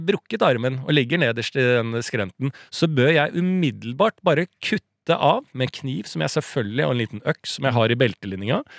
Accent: Norway; det privilegiet vi har vokst opp med i Norge.

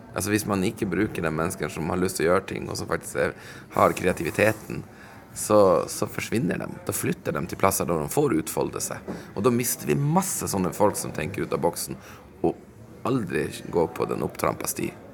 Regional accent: Sweden; moved away as an adult; also born or lived in Stockholm, Sweden / Umeå, Sweden; now in Vadsø, Norway; jeg er jo sjøl innvandrer fra Sverige

